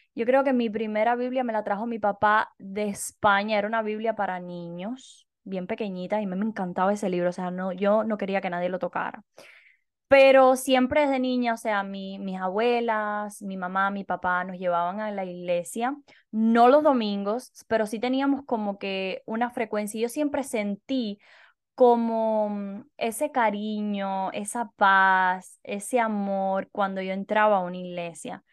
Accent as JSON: {"language": "Spanish", "country": "Cuba", "moved": "yes", "said": "Nosotras dos somos cubanas"}